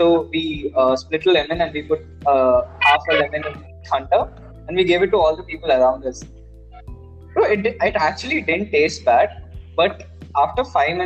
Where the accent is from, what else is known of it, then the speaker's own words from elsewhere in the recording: Mangalore, Karnataka, India; moved away as an adult; now in Bangalore, India; I'm from Mangalore, so I haven't gone much outside in Mangalore because of course my parents are here